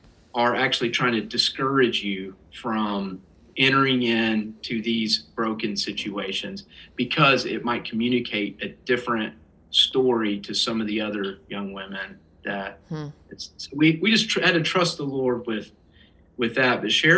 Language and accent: English; the South, United States; it's not just growing up in the South